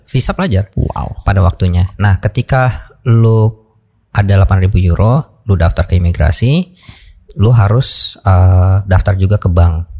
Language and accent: Indonesian; Indonesia; moved away as an adult; now in Hanover, Germany